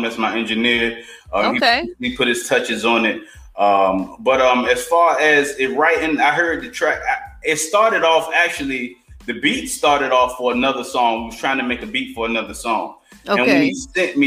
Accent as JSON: {"language": "English", "town": "Portsmouth", "region": "Virginia", "country": "United States", "also_born_or_lived": "Chesapeake, Virginia", "said": "I'm from Virginia, born in Portsmouth, Chesapeake"}